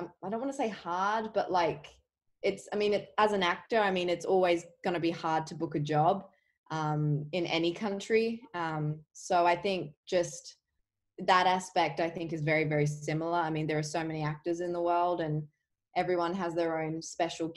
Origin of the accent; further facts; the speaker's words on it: Adelaide, South Australia, Australia; moved away as an adult; also born or lived in Melbourne, Australia; now in Los Angeles, United States; I moved from Adelaide to Melbourne when I was about 14.